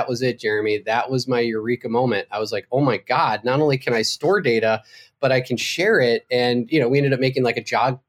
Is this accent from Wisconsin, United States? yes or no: yes; Wisconsin, United States; moved away; because this was back when I was still in my home state of Wisconsin